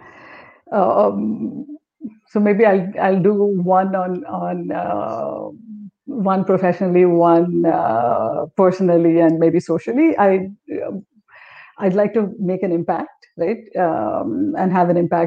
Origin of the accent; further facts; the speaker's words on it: South India, India; I'm actually a Telugu.